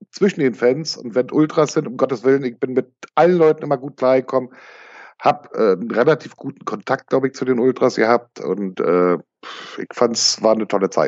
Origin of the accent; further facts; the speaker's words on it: East Germany, Germany; wir kommen aus der ehemaligen DDR